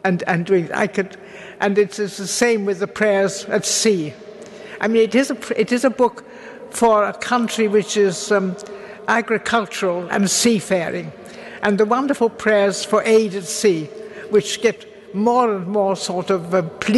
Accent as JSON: {"language": "English", "town": "Ludlow", "region": "West Midlands", "country": "United Kingdom", "tie": "born or raised there", "also_born_or_lived": "Oxford", "said": "We were in Ludlow, although I was born in Oxford"}